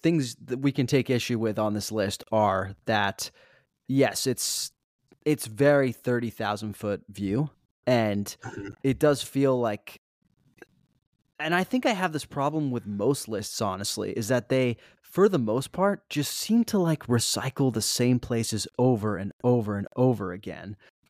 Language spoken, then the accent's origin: English; New York, United States; I would feel as a New Yorker, if I didn't agree with the list, more justified in disagreeing with it. Cause I'm like, who's this guy parachuting into our city who doesn't really understand our the rhythm of our city and our culinary scene